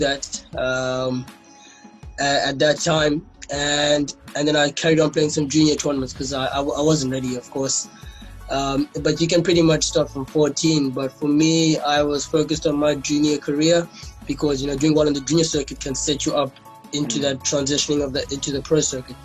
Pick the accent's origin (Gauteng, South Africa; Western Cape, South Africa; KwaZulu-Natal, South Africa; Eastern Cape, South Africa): Eastern Cape, South Africa; East London; I was born down in the Eastern Cape, in East London, King Williamstown. Okay. Went to school at Selborne Primary